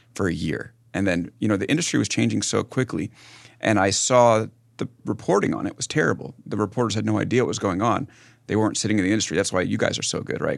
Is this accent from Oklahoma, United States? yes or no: no; West Hempstead, New York, United States; moved away as an adult; also born or lived in San Francisco; I'm, uh, from Long Island